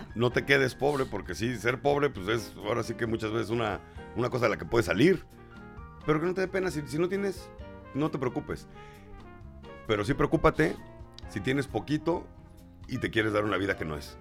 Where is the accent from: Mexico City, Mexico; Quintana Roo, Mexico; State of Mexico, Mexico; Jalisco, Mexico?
Mexico City, Mexico; Yo soy chilango y bien orgulloso de serlo